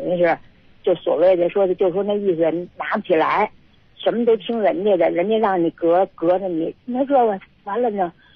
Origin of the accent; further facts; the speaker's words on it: Beijing, China; 我是北京的